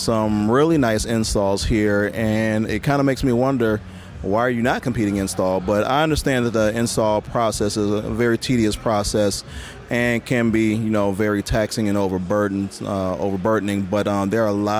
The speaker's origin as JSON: {"language": "English", "town": "Milwaukee", "region": "Wisconsin", "country": "United States", "said": "I'm actually from Milwaukee, Wisconsin, South Milwaukee"}